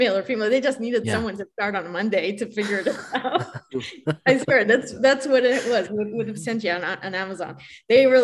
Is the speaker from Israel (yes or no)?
yes; Israel; moved away; I'm originally from Israel.